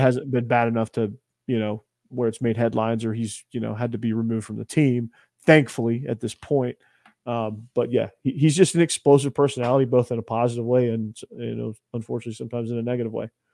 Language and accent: English; Georgia, United States; now in Tennessee, United States; I grew up in, I live in Tennessee now, but I, I grew up in Georgia.